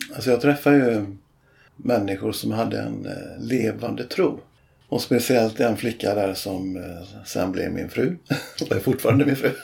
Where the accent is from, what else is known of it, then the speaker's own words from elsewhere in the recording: Bohuslän, Västra Götaland, Sweden; moved away as an adult; där jag växte upp då i Bohuslän